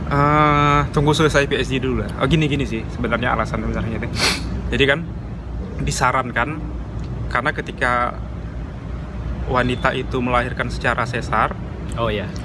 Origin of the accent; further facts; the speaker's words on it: Sumatra, Indonesia; karena kan kita asalnya dari Sumatera gitu